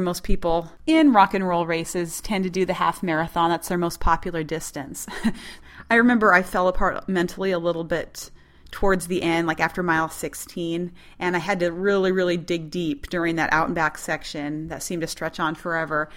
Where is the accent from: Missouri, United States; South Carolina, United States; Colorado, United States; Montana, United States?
Montana, United States; I'm from Montana